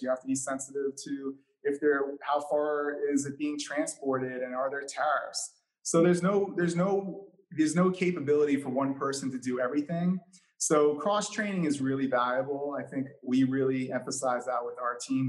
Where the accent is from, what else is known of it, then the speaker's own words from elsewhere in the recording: New York City, New York, United States; growing up in New York City